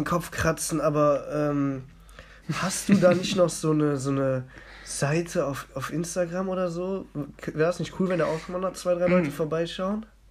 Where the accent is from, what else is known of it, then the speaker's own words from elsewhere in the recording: Mönchengladbach, North Rhine-Westphalia, Germany; ich wurde in Mönchengladbach geboren